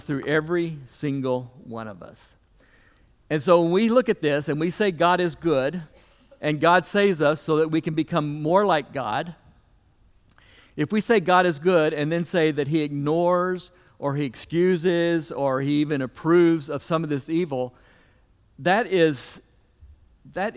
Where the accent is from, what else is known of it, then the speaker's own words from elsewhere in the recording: the South, United States; as a Southerner